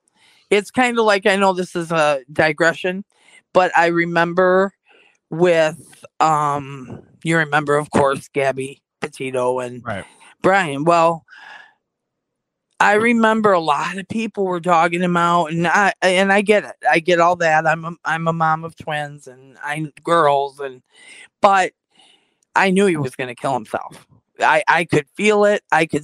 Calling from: Michigan, United States; A small town in northern Michigan.

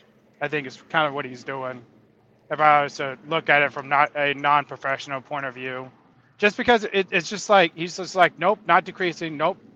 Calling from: California, United States; I live in Southern California.

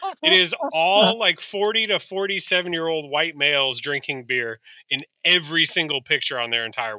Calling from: Toronto, Ontario, Canada; Cool, I'm joining from Toronto.

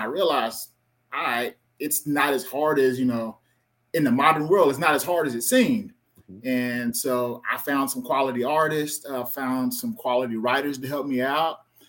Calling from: Austin, Texas, United States; What's your location? Austin, Texas.

